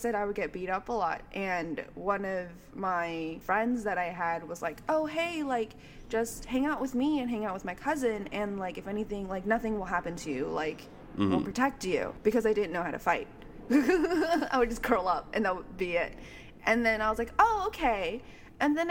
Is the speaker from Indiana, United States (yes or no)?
no; Walnut, California, United States; I grew up in Walnut, California